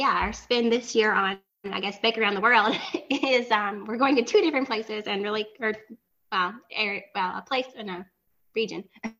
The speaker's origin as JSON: {"language": "English", "area": "the South", "region": "Southern United States", "country": "United States", "accent": "southern drawl", "said": "my accent is terrible. I still got my southern drawl when I'm trying to speak German."}